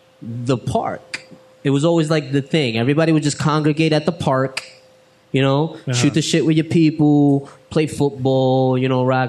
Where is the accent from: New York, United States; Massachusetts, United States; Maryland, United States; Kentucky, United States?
New York, United States; I'm from New York. So I know to me, it's like I feel like I know the hood.